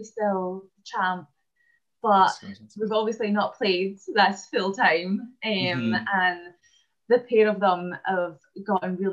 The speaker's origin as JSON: {"language": "English", "town": "Falkirk", "region": "Scotland", "country": "United Kingdom", "tie": "born or raised there", "said": "I was born in Falkirk in Scotland"}